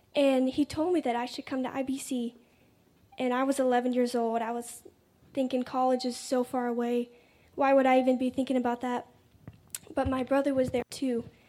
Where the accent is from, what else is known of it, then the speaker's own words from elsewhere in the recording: Raleigh, North Carolina, United States; I'm 19. I'm from Raleigh, North Carolina